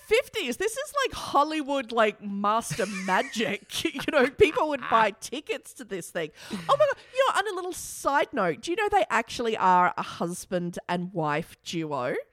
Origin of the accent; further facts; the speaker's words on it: Australia; our country, Australia